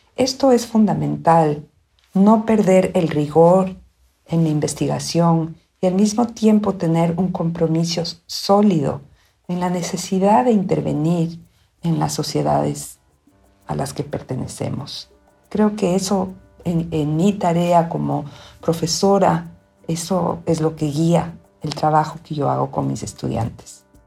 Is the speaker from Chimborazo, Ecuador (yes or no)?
no; Quito, Pichincha, Ecuador; moved away as an adult; also born or lived in United States; now in Austin, United States; soy quiteña, vivo en los Estados Unidos donde vine a estudiar una maestría por un año y ya llevo 30